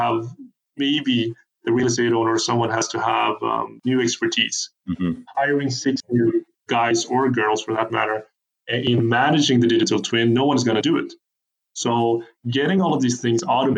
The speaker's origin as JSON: {"language": "English", "country": "Sweden", "said": "So I'm from Sweden, I live in Sweden"}